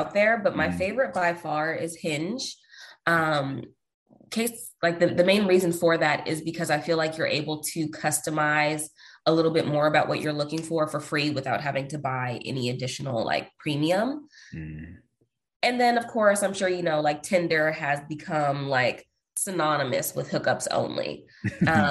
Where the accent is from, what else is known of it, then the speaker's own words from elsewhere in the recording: Seattle, Washington, United States; moved away as an adult; also born or lived in New Orleans, Louisiana / Houston, Texas; now in Austin, United States; I'm originally from Seattle, Washington, but I live in Austin, Texas at the moment